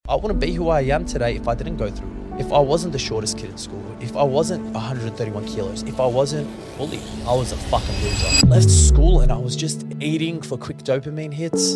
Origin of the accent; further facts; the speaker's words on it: Sydney, New South Wales, Australia; being Lebanese wasn't exactly the easiest thing to go through, especially me growing up in the Shire